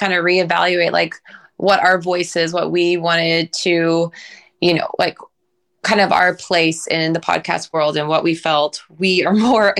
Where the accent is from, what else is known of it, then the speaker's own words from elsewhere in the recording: Oklahoma, United States; growing up in Oklahoma.